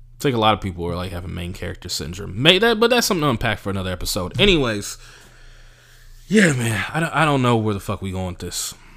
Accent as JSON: {"language": "English", "region": "California", "country": "United States", "said": "I'm from California. I'm from America."}